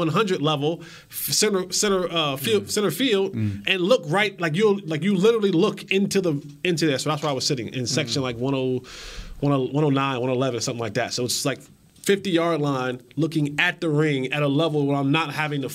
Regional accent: New Jersey, United States; now in Dallas, United States; Born and raised in New Jersey

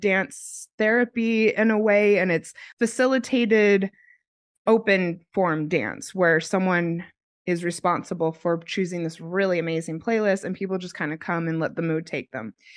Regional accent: United States; moved away as an adult; also born or lived in Australia; I'm American and I was in America, and then I en-, ended up moving to Australia because I had a job opportunity.

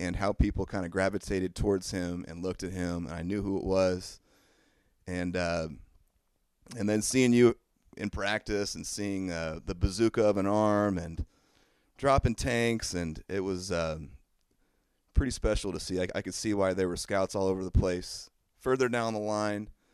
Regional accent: Lincoln, Illinois, United States; we grew up in Lincoln

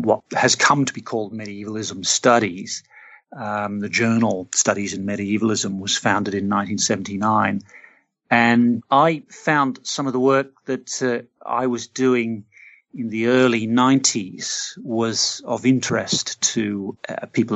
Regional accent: Australia; I'm Australian. I grew up in an Australian city

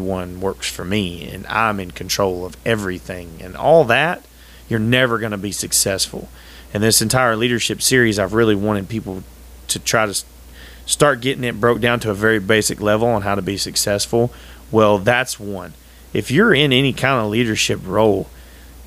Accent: United States; being an American was always 100% very important to me

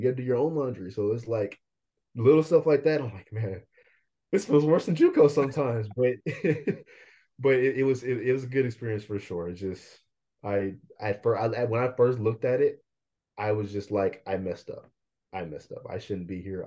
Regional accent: Bay Area, Northern California, United States; also born or lived in Vallejo, California / Fairfield, California / Concord, California / Pittsburg, California; I'm from the Bay Area, which is in California, Northern California. Um, I moved all around, so I just tell everyone I'm just from the Bay. I was born in Vallejo

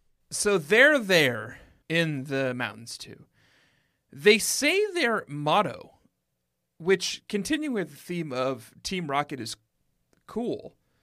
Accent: Minnesota, United States; I say soy sauce funny because I'm from Minnesota.

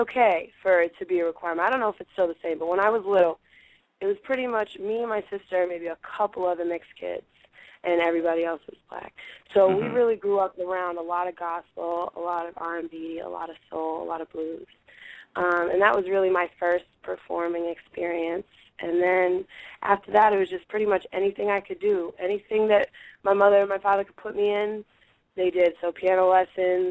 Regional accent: Boston, Massachusetts, United States; I grew up in Boston, in a part of Boston called Dorchester, in a part of Dorchester called Upham's Corner

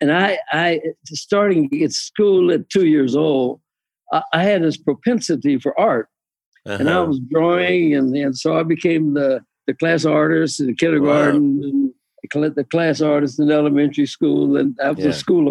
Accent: Kansas City, Kansas, United States; And we lived on a farm, us on the outside of town.

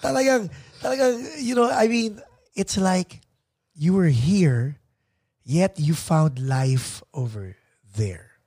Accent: Philippines; accent: Tagalog accent; English is a second language; also born or lived in Arizona; Okay naman yung pag-English ko kahit may Tagalog accent.

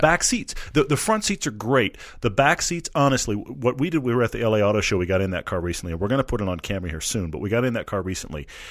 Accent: Houston, Texas, United States; I'm from Texas. I'm, I'm from Houston

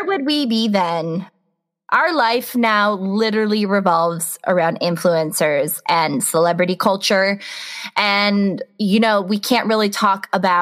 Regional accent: United States; our history as American millennials

